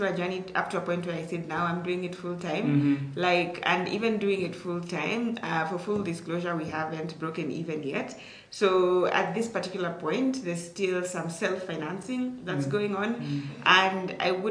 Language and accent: English; Turbo, Uasin Gishu County, Kenya; I come from Turbo. Turbo is like maybe, depending on how fast you're driving, like maybe, let's say 20 to, I'd say like 30 to like 40 minutes from Eldoret town.